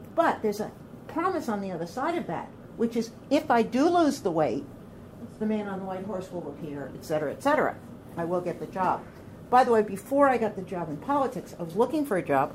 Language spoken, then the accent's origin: English; Orange County, New York, United States; also born or lived in Bedford, Westchester, New York; I come from Orange County, New York